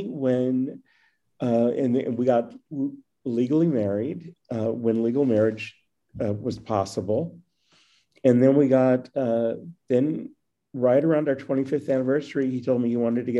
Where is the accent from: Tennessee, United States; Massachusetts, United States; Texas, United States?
Texas, United States; Wharton; also born or lived in Southern California; I come from an old Texas family. I grew up in Wharton, Texas, which is down Highway 59 from here, about an hour away. It's rice and cotton growing country. My great grandfather was a Jewish peddler who came to Wharton through Galveston